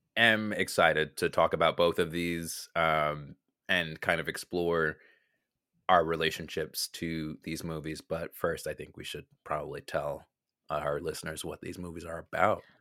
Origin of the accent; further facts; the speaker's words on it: United States; accent: American; My ugly American accent